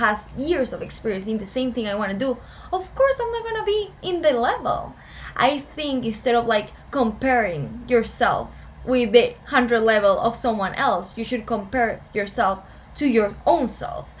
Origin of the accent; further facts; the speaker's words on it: Ecuador; English is a second language; moved away as an adult; now in Boca Raton, United States; why I'm here in Boca Raton if I'm from Ecuador